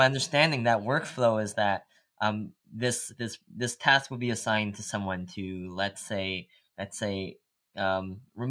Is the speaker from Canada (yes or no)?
yes; Canada; with us both being Asian Canadian